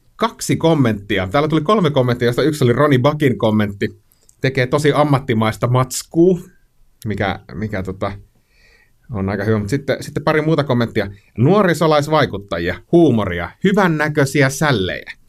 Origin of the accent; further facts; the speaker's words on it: Kainuu, Finland; mä itse Kainuusta kotoisin